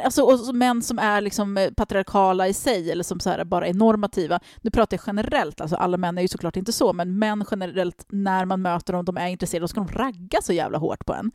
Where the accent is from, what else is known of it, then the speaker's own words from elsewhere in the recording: Stockholm, Stockholm County, Sweden; jag växte upp i Tensta